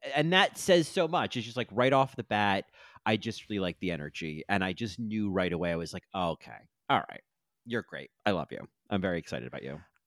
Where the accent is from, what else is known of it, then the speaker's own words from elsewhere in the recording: New Jersey, United States; growing up in New Jersey